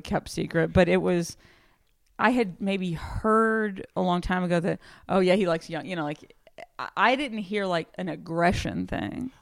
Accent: Houston, Texas, United States; moved away; my hometown

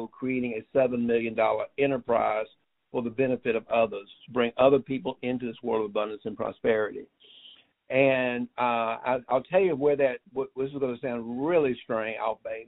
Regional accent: United States; as an American

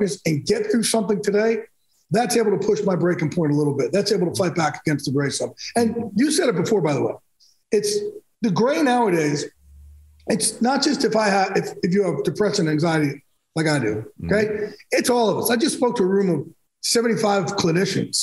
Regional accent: Jersey Shore, New Jersey, United States; I'm from Jersey Shore

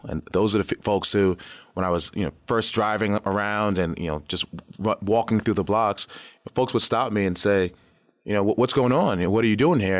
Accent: New York City, New York, United States; moved away as an adult; also born or lived in Brooklyn; now in Detroit, United States; I'm from South Jamaica, Queens

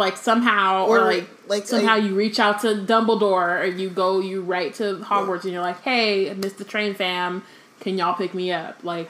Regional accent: United States; I'm American

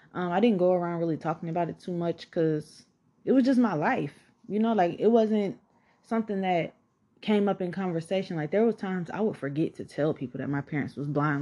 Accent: College Park, Georgia, United States; also born or lived in Atlanta, Georgia; I grew up in College Park, Georgia

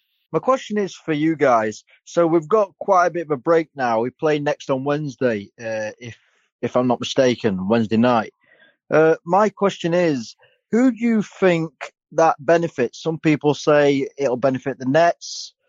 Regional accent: United Kingdom; British. I'm from England, mate.

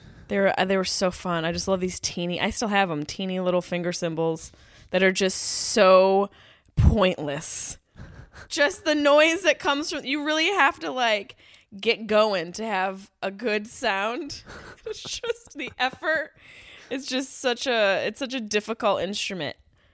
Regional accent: Syracuse, New York, United States; Not Texas or Italy. There's a Syracuse, Italy. Not there.

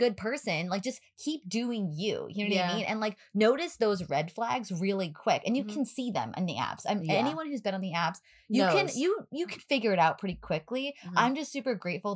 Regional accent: New York, United States; we're from New York

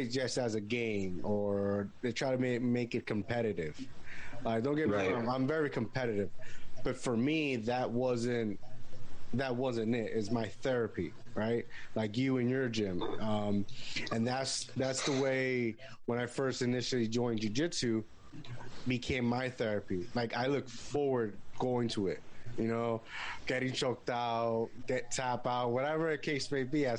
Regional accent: Puerto Rico; I grew up in Puerto Rico.

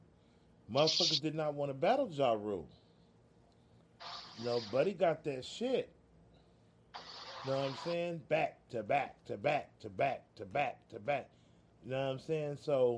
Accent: New York, United States; And I'm from New York.

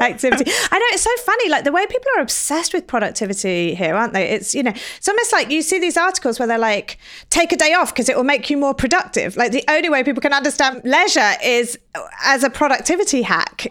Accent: England, United Kingdom; now in United States; I'm from England

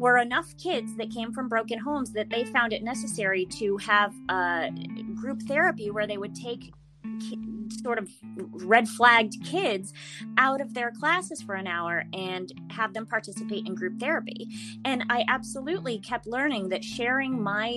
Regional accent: Middletown, Connecticut, United States; moved away as an adult; now in Los Angeles, United States; I'm originally from Connecticut, Middletown, Connecticut. I moved out here right after college.

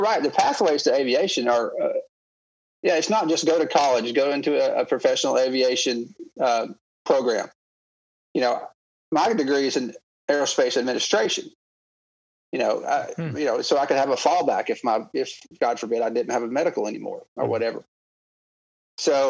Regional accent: Copperhill, Tennessee, United States; also born or lived in Knoxville, Tennessee / Cincinnati; I was born in Knoxville, Tennessee

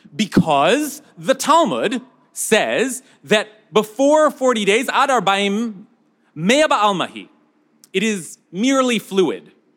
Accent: United States; as American

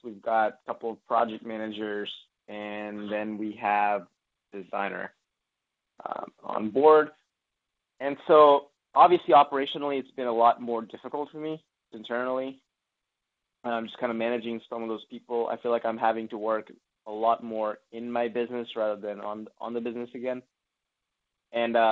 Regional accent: Memphis, Tennessee, United States; moved away as an adult; also born or lived in Los Angeles, California / Knoxville, Tennessee; now I'm back to my hometown of Memphis, Tennessee

